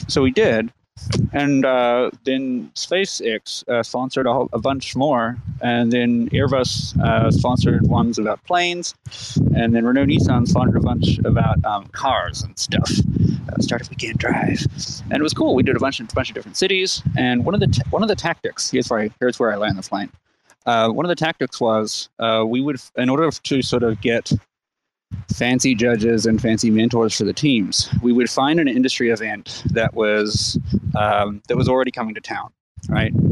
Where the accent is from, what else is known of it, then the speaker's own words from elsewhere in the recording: New Zealand; moved away as an adult; now in United States; I came to America about 10 years ago, and I came from New Zealand uh, as a result of going to a hackathon.